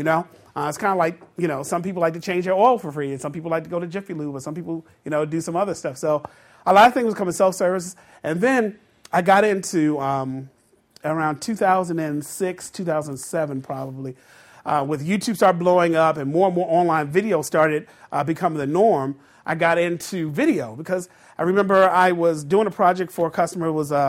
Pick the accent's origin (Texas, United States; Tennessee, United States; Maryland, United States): Maryland, United States; Baltimore; I'm from the Baltimore area.